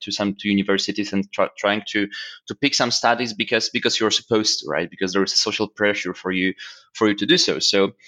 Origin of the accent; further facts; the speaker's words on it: Warsaw, Masovian Voivodeship, Poland; moved away as an adult; also born or lived in London, United Kingdom; I was even working as an event manager in a club back in Warsaw, because I came from Warsaw to London.